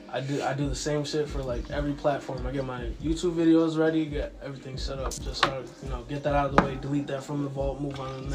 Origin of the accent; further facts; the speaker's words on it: Chicopee, Massachusetts, United States; first language Ukrainian; English is a second language; now I'm from Chicopee, Massachusetts. My parents originally come from Ukraine